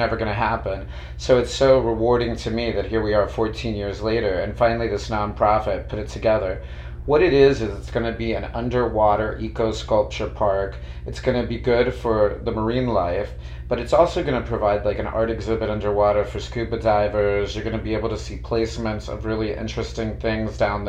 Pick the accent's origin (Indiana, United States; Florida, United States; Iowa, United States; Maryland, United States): Florida, United States; Miami; I was born in Doctors Hospital at University of Miami, and I grew up here. So other than high school, I've lived in the county my whole life